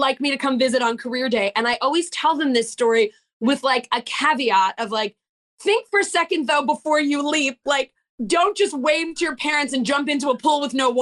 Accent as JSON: {"language": "English", "area": "Long Island", "region": "New York", "country": "United States", "tie": "born or raised there", "said": "I grew up on Long Island"}